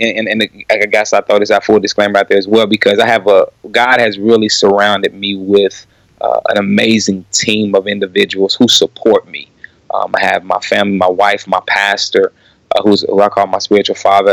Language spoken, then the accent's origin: English; Kansas City, Missouri, United States; born and raised in Kansas City